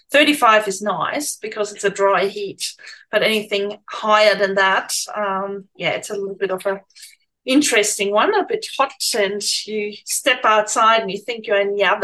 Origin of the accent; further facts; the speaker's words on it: Germany; accent: German; I tried to smoothen out my German accent because Germans always come to me and um, you know, they swap languages, and I hate swapping languages.